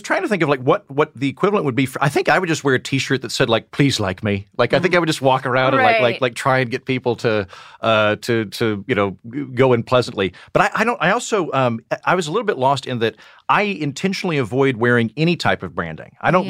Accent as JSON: {"language": "English", "region": "Oklahoma", "country": "United States", "said": "I'm from Oklahoma."}